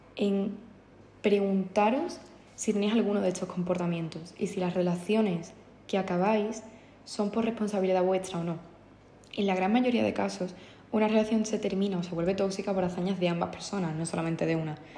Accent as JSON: {"language": "Spanish", "region": "Andalusia", "country": "Spain", "said": "soy andaluza"}